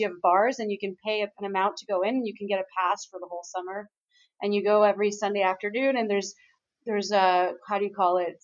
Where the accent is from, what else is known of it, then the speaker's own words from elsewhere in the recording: Montreal, Quebec, Canada; right now I'm in Aruba. I'm in the Caribbean, um, but I'm actually from Montreal.